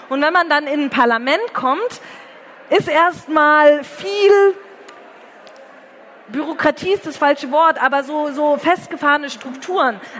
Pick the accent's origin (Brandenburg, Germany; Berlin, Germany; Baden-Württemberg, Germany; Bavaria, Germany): Bavaria, Germany; Herrsching am Ammersee; eine Anti-Nazi-Demo in Hersching am Ammersee zu organisieren, wo ich herkomme